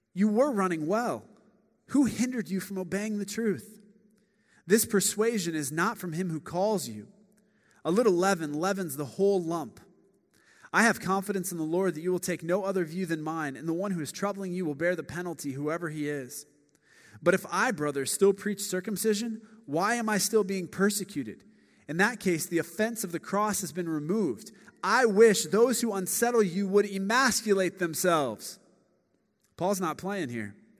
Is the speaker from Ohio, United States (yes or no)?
yes; Akron, Ohio, United States; now in Chicago, United States; I grew up in Akron, Ohio